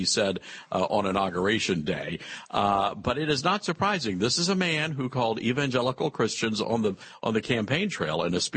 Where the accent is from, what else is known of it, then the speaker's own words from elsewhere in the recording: Memphis, Tennessee, United States; I'm from Memphis, Tennessee. I was born and raised there, and I live there now.